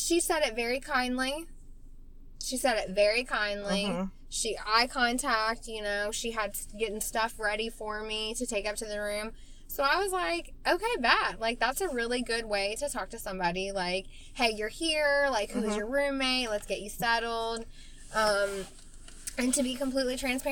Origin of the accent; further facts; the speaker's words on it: West Virginia, United States; accent: southern; now in Columbus, United States; I'm from West Virginia. I grew up poor